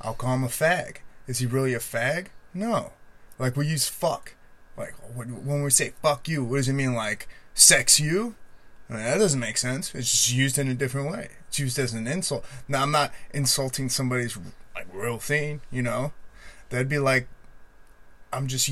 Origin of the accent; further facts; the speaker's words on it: Chicago, Illinois, United States; I'm from Chicago